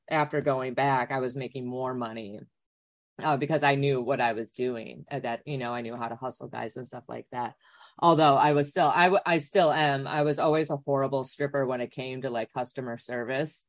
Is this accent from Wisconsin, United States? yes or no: yes; Wisconsin, United States; I grew up in Wisconsin